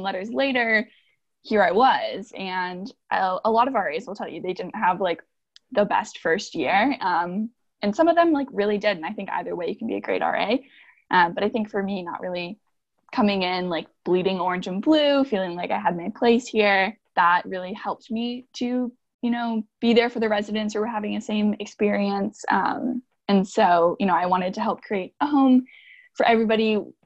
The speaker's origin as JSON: {"language": "English", "region": "Northern Virginia", "country": "United States", "said": "I hail from Northern Virginia"}